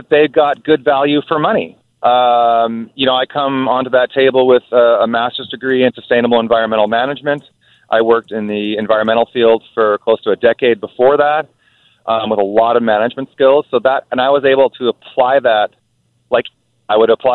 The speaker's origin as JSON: {"language": "English", "town": "Nelson", "region": "British Columbia", "country": "Canada", "tie": "born or raised there", "said": "Nelson is my hometown. I've been there most of my life."}